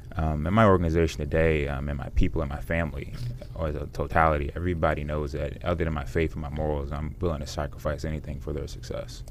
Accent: United States; it's Washington metropolitan area

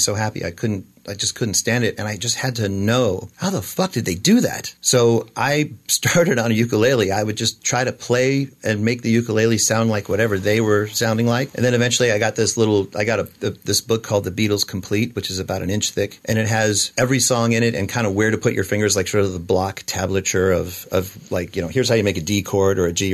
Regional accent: Washington, District of Columbia, United States; I basically was born into the music business because it was Washington, D.C.

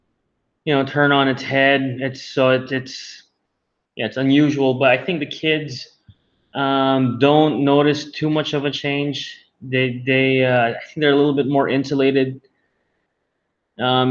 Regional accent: Manila, Metro Manila, Philippines; I was born and raised here in Manila, Philippines

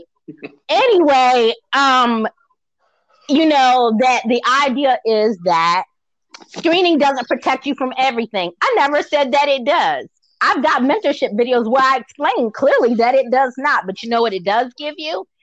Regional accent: Baltimore, Maryland, United States; moved away; also born or lived in Virginia / Georgia; even back home when I was in Baltimore, because I'm from Maryland originally

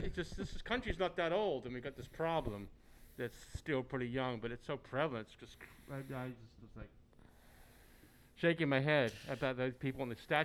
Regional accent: England, United Kingdom; moved away; I grew up in England.

